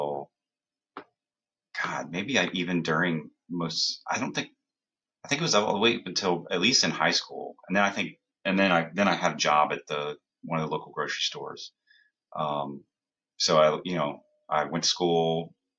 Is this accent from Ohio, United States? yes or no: yes; Columbus, Ohio, United States; moved away as an adult; now in New Jersey, United States; I grew up in Columbus